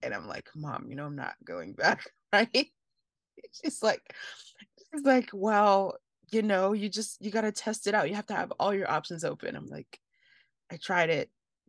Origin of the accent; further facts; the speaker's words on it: Nigeria; I mean, there's so many as a Nigerian, there's so many Nigerians that are succeeding in that field.